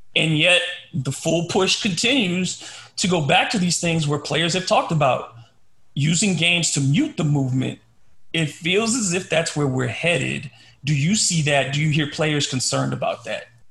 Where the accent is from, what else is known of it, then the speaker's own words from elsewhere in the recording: Louisiana, United States; I grew up in Louisiana